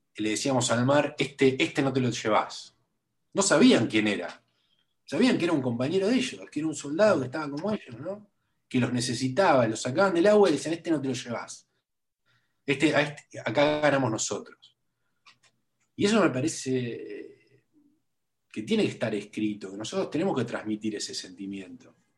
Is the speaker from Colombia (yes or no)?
no; Buenos Aires, Argentina; Yo soy muy porteño, yo muy porteño, ¿viste? Nací en el, en el, barrio donde me crié, viví siempre en el mismo barrio